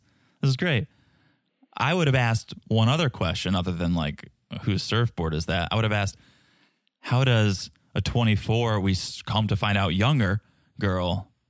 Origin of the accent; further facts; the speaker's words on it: United States; I'm American. I don't eat spicy foods, Ben.